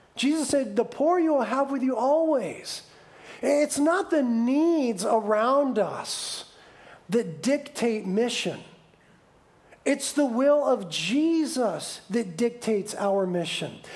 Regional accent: United States; we, as the American church

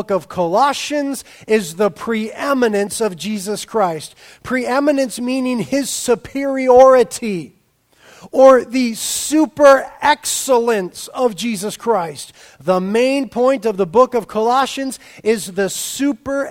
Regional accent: Carpinteria, California, United States; people ask me where I'm from. I've stopped saying Carpinteria, California

